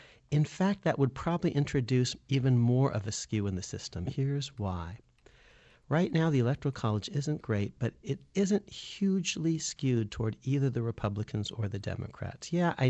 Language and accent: English; California, United States; I come from California